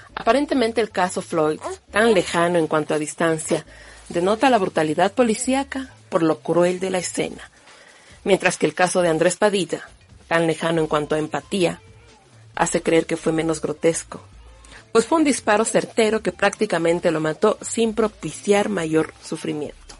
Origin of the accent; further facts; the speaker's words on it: Ecuador; soy una mujer ecuatoriana que se autorreconoce como negra